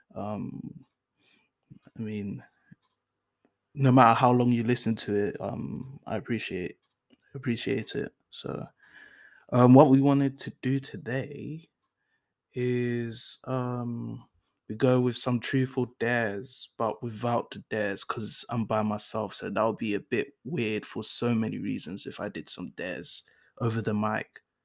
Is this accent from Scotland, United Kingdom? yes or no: no; London, United Kingdom; first language English; also born or lived in Enfield, North London; I moved to South London. Um, I moved to South Norwood